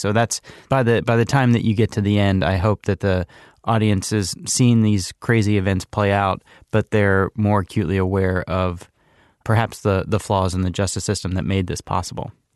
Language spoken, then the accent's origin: English; Charlottesville, Virginia, United States; moved away; has lived in Charlottesville, Virginia, which is my hometown.